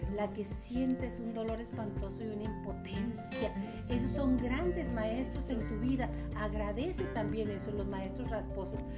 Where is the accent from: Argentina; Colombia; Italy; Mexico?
Mexico; Chihuahua; somos de aquí de Chihuahua